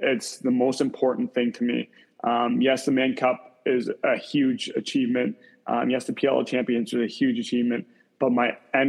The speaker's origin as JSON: {"language": "English", "town": "Kitchener", "region": "Ontario", "country": "Canada", "tie": "born or raised there", "said": "growing up in Kitchener, Ontario"}